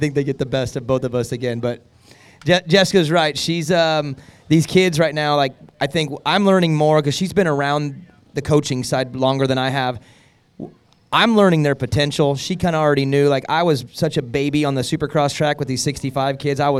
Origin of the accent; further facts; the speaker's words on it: Sacramento area, Northern California, United States; moved away as an adult; now in Greenville, United States; I'm a Northern California, Sacramento area guy who just decided to throw a dart on the map and land in Greenville, South Carolina